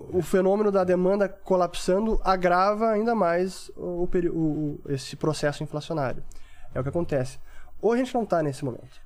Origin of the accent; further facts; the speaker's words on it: Porto Alegre, Rio Grande do Sul, Brazil; lá no sul, sou de Porto Alegre